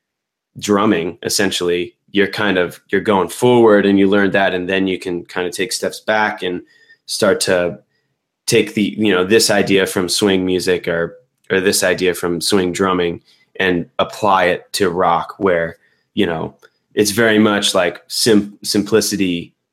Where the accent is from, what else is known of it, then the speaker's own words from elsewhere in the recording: Tucson, Arizona, United States; now in Los Angeles, United States; I grew up in Tucson, Arizona